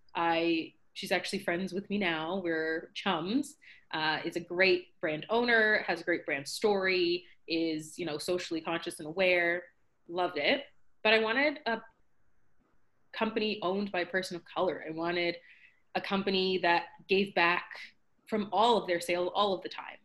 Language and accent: English; Scarborough, Ontario, Canada; So I'm from Scarborough, Ontario, Canada